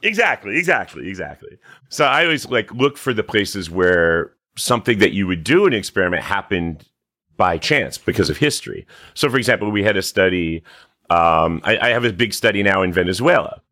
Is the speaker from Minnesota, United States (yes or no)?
no; Catskill Mountains, upstate New York, United States; moved away; I'm from upstate New York, uh, in the, in the Catskill Mountains, you know, middle of nowhere